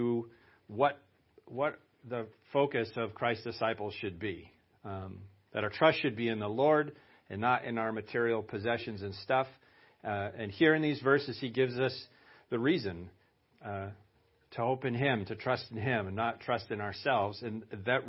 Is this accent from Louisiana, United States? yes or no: no; Lewiston, Maine, United States; now in West Ossipee, United States; I was born in Lewiston